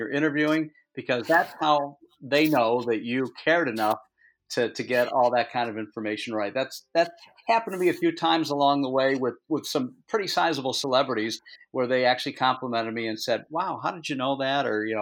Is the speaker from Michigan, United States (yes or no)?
yes; Detroit, Michigan, United States; moved away as an adult; now in New Hampshire, United States; I'm from Detroit